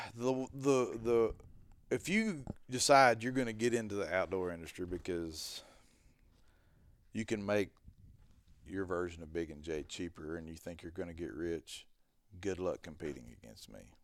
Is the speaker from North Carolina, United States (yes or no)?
no; Arkansas, United States; I'm from freaking Po Dunk Town, Arkansas